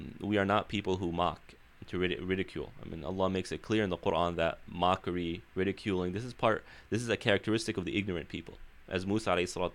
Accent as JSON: {"language": "English", "town": "Chicago", "region": "Illinois", "country": "United States", "tie": "born or raised there", "moved": "as an adult", "lives_now": "Southern California, United States", "said": "being born and raised in Chicago, community is very strong there, very strong"}